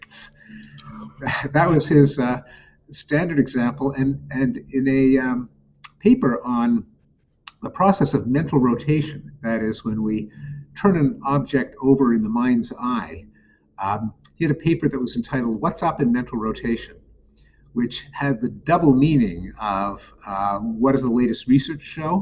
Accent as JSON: {"language": "English", "town": "Montreal", "region": "Quebec", "country": "Canada", "tie": "born or raised there", "said": "McGill University in Montreal, my hometown."}